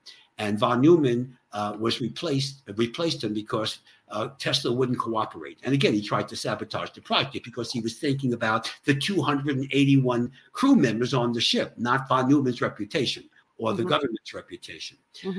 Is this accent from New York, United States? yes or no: yes; Long Island, New York, United States; I'm from Long Island